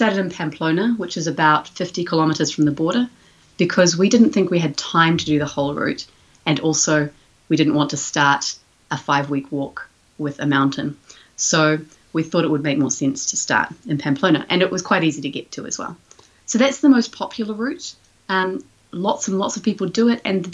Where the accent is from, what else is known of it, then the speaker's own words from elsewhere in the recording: New Zealand; moved away as an adult; also born or lived in A Coruña, Spain; We're from New Zealand. We can't just walk out of our house and walk to Spain